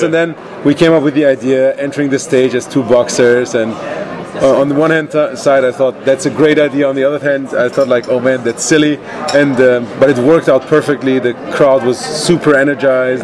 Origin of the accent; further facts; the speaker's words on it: Iran; moved away; I'm originally from Iran